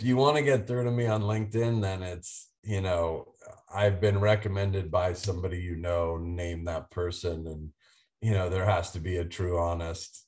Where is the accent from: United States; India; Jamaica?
United States; East Coast; also born or lived in Dallas, Texas; I grew up on the East Coast